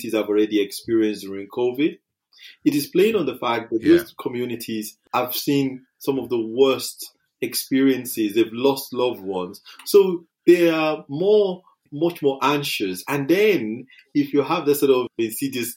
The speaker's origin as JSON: {"language": "English", "country": "United Kingdom", "said": "our culture, being British, is that, you know, we have a stiff upper lip."}